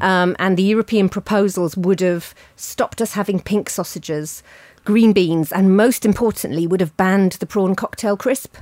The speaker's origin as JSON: {"language": "English", "town": "Ealing", "region": "London", "country": "United Kingdom", "tie": "born or raised there", "said": "my hometown of, of Ealing"}